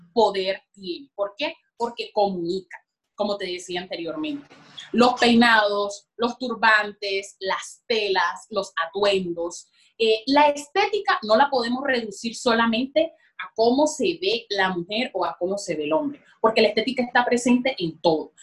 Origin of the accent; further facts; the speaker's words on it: La Guajira, Colombia; allá en La Guajira